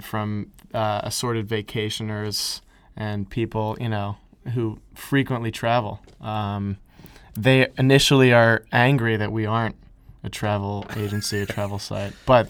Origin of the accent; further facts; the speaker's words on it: Morrisville, Pennsylvania, United States; also born or lived in Philadelphia; I'm from Morrisville, Pennsylvania. Very quaint little town.